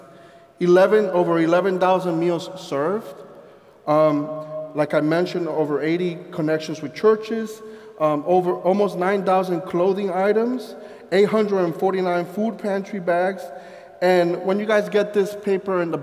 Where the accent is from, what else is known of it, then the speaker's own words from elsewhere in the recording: Colombia; also born or lived in Sussex County, Delaware; now in Delaware, United States; I'm from Colombia